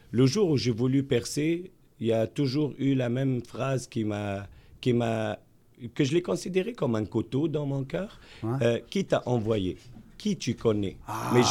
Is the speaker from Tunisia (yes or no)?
yes; Tunisia; now in Quebec, Canada; je suis né en Méditerranée. Ouais. Je suis originaire de la Tunisie.